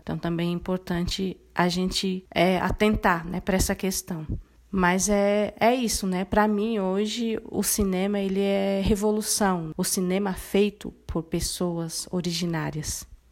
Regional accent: Dourados, Mato Grosso do Sul, Brazil; Eu sou de Mato Grosso do Sul, eu sou Guarani Kaiowá, eu nasci é, e me criei num contexto de aldeia, né? Eu sou da, da aldeia Jaguapiru, né? Que ela fica no município de Dourados

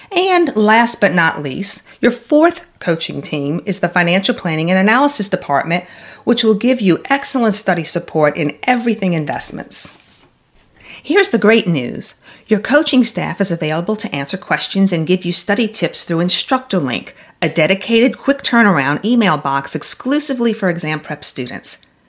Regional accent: the South, United States; I'm from the South

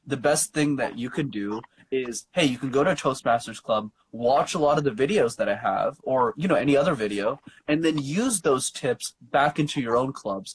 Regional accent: Montreal, Quebec, Canada; Yeah, so I'm born and raised in Montreal, and I live in a suburb in Montreal called Laval.

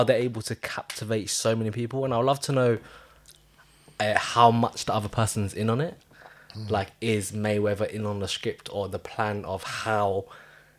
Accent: London, United Kingdom; as a kid growing up in London

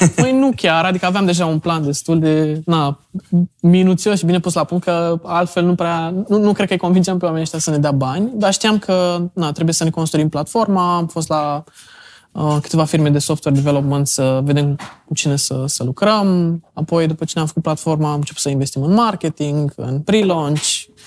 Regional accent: Brăila, Brăila County, Romania; now in Bucharest, Romania; eu sunt din Brăila, m-am întors înapoi în București

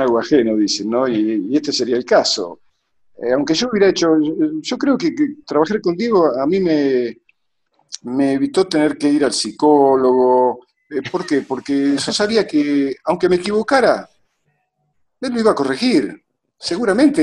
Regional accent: Lincoln, Buenos Aires Province, Argentina; moved away as an adult; also born or lived in Europe; yo venía, venía de, de una ciudad en medio de la, de la llanura pampeana. Yo no me fui a, Europa desde Buenos Aires, yo me fui desde Lincoln.

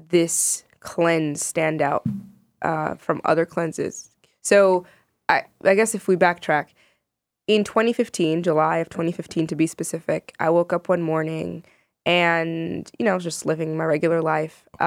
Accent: Sudan; now in United States; I am Sudanese American writer uh, and media personality.

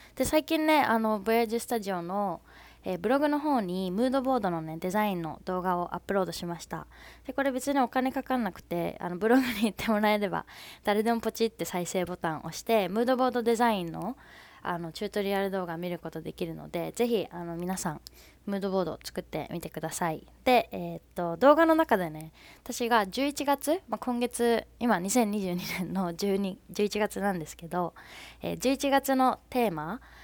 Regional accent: Fukuoka, Japan; 私福岡出身なんですけど福岡の出身

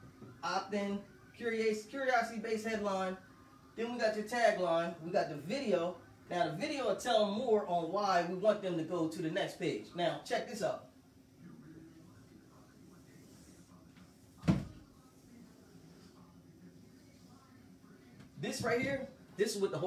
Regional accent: Delaware, United States; I'm from Delaware. I was downtown, city of Wilmington

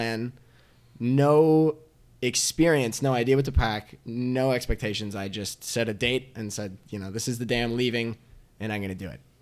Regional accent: Connecticut, United States; I'm from Connecticut. I grew up there.

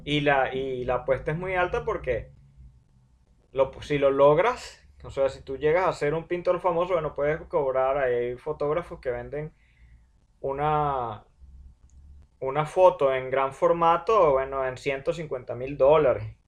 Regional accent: Venezuela; Nosotros como venezolanos

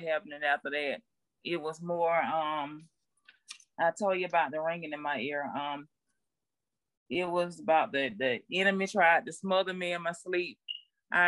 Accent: Albany, United States; I'm from Albany

